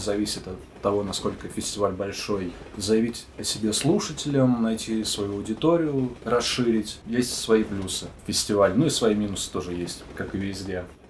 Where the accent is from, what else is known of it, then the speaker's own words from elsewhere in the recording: Brest, Brest Region, Belarus; moved away; also born or lived in Saint Petersburg / Magnitogorsk; я родился в городе Героя Бресте, это в Беларуси